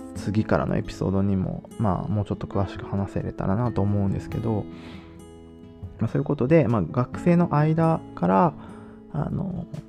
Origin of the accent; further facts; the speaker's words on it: Japan; moved away as an adult; also born or lived in Nagoya / Germany; now in Netherlands; 日本でもちろん生まれ育って